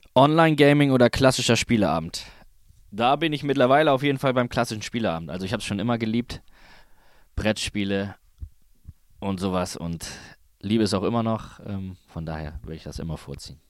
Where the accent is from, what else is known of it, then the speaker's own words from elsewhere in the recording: Kiel, Schleswig-Holstein, Germany; in Kiel, meine Heimat